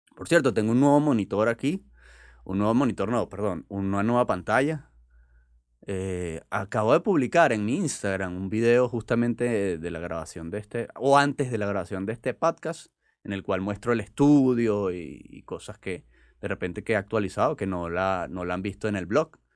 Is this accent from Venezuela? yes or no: yes; Venezuela; están en mi país